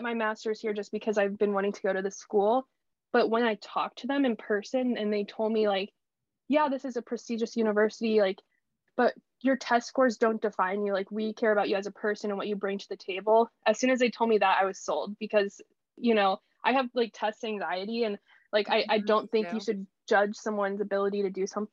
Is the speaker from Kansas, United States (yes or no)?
yes; Wichita, Kansas, United States; moved away; I thought I was settling at the time for staying in my hometown, and went to Wichita State